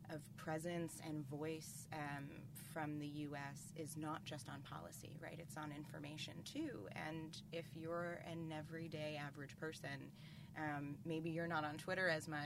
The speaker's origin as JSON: {"language": "English", "country": "United States", "said": "as an American"}